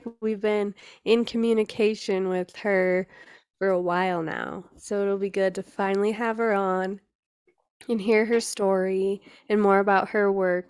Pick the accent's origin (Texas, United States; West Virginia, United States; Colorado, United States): Colorado, United States; I'm from Colorado, so very cold.